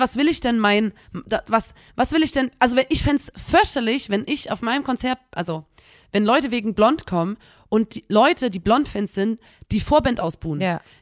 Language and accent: German; Chemnitz, Saxony, Germany; wir kommen aus Chemnitz